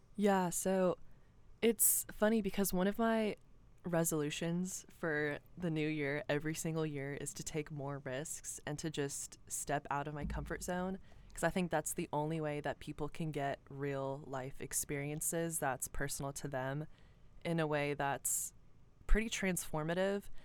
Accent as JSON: {"language": "English", "town": "Cumming", "region": "Georgia", "country": "United States", "tie": "born or raised there", "said": "I grew up in Cumming, Georgia. I'm from Forsyth County"}